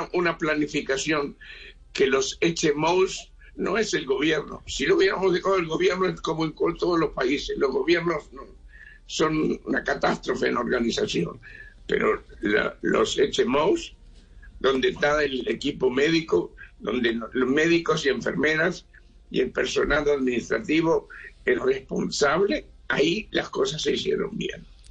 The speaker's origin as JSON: {"language": "Spanish", "country": "Uruguay", "moved": "yes", "lives_now": "Israel", "said": "yo soy uruguayo"}